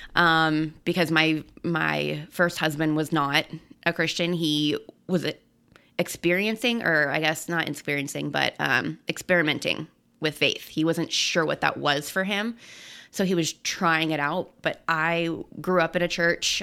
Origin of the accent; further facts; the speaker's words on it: Colorado, United States; I'm born and raised in Colorado